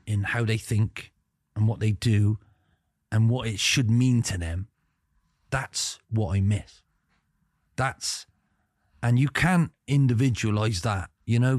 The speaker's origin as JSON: {"language": "English", "region": "England", "country": "United Kingdom", "said": "I come from England"}